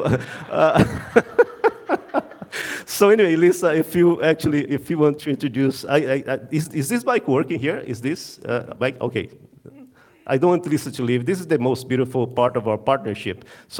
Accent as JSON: {"language": "English", "region": "Amazon", "country": "Brazil", "tie": "born or raised there", "moved": "as an adult", "said": "I'm originally from Brazil. And I'm originally from the Amazon. So I was born and raised 1 degree south of the equator."}